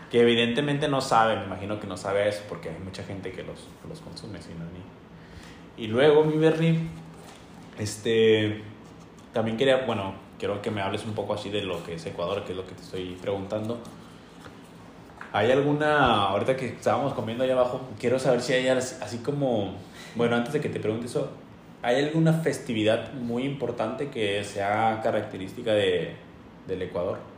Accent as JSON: {"language": "Spanish", "region": "Durango", "country": "Mexico"}